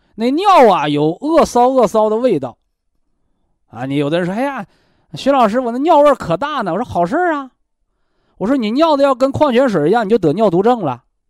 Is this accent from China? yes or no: yes; China